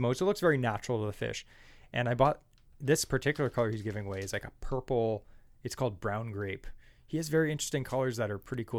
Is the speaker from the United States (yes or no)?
no; Ontario, Canada; we're from Ontario